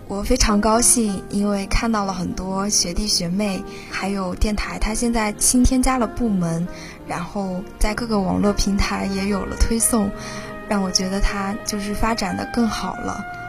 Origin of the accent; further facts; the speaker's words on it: Huzhou, Zhejiang, China; 我的家乡是浙江湖州